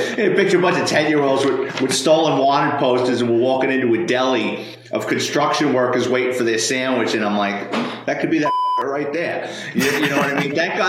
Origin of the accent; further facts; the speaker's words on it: New York City, New York, United States; I grew up in the Bronx in New York City, lower middle class kid